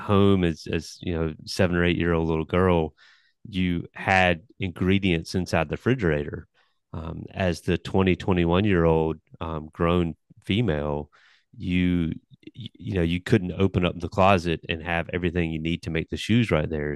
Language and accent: English; New Bern, North Carolina, United States; I'm from Newbern, North Carolina